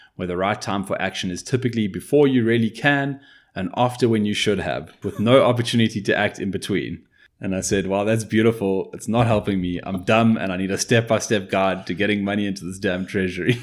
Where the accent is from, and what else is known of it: South Africa